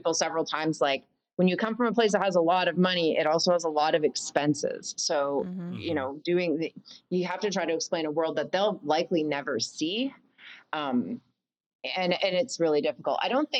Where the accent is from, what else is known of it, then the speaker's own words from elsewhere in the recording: Canada; also born or lived in United States; And yeah, and P.S. I'm Canadian. I know I lived in the States.